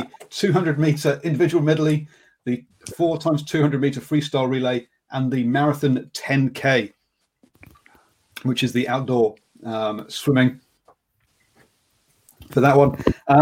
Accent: England, United Kingdom; Me and being English

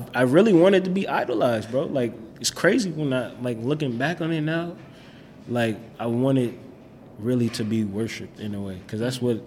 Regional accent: Minneapolis, Minnesota, United States; growing up, like, we stayed with my grandma in Minneapolis, so we stayed on 1819 Newton

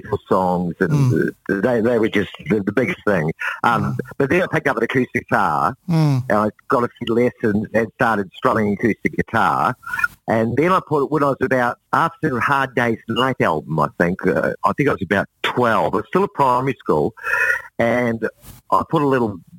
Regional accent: Alexandra, Otago, New Zealand; moved away as an adult; also born or lived in Dunedin, New Zealand / Invercargill, New Zealand; I was born in Dunedin in the South Island of New Zealand

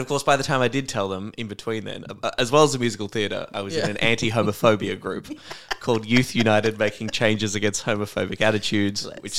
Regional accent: Warrnambool, Victoria, Australia; I don't think so, because I think growing up in Warrnambool, it, yeah, would be much harder to lie.

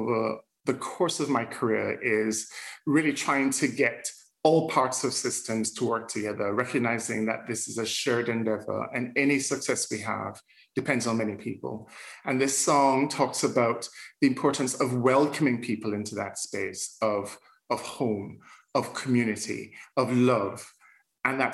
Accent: Jamaica; accent: Jamaican lilt; moved away; also born or lived in Scotland; growing up in Jamaica, we grew up in the Anglican Church

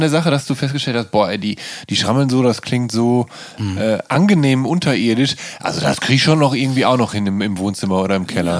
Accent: Dinslaken, North Rhine-Westphalia, Germany; ansässig in meiner Geburtsstadt Dienstlagen

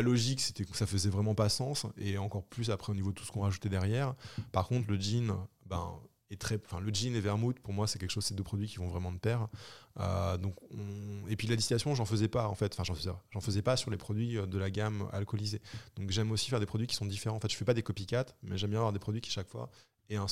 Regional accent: Normandy, France; also born or lived in Brittany; je suis normand, j'ai fait mes études en Bretagne

